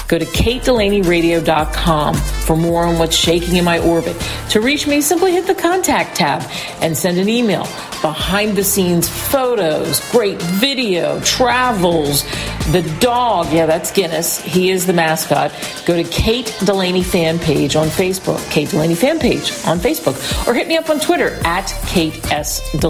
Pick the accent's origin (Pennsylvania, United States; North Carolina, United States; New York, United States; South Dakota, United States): Pennsylvania, United States; Philadelphia; I'm from Philly, so I can't help it.